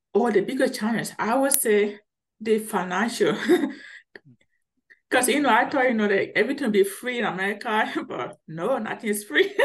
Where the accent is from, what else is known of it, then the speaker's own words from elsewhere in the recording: Liberia; now in Colorado, United States; I'm originally from Liberia, which is West Africa. So if you notice, I have a deep accent.